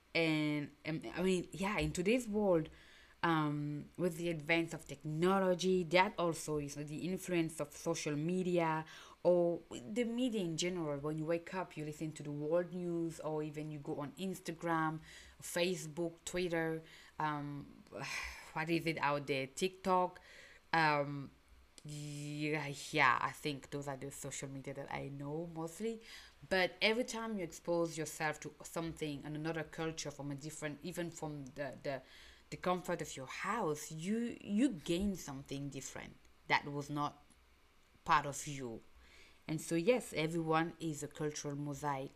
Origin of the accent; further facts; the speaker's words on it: Cameroon; English is a second language; moved away; I'm from Cameroon, by the way, and um, just in a small village I live or small town I live, I grew up, there was already different cultures